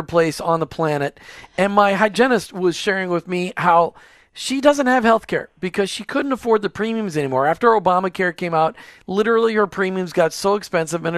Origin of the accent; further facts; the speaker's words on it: Minnesota, United States; I grew up in Minnesota